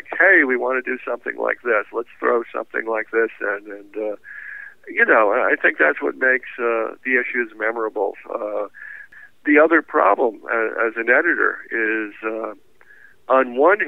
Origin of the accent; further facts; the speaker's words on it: New York City, New York, United States; I'm a New Yorker in the sense that I don't even have a driver's license